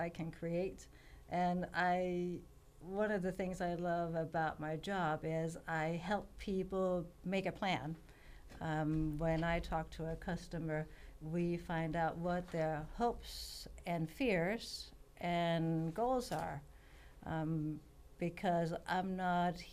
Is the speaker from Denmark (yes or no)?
yes; Denmark; moved away as an adult; also born or lived in California; now in Oakhurst, United States; I grew up in Denmark, and when I was 21, I hitchhiked around the world to figure out where I wanted to live